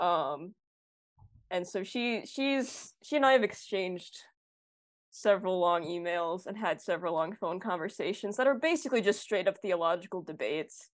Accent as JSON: {"language": "English", "town": "North Oaks", "region": "Minnesota", "country": "United States", "tie": "born or raised there", "also_born_or_lived": "Roseville, Minnesota", "said": "I was born and raised in Minnesota, um, the northern suburbs, so, like, Roseville and then North Oaks."}